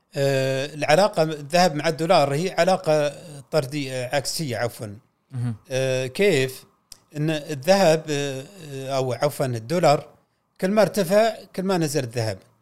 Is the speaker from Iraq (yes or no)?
no; Saudi Arabia; عندنا في السعوديه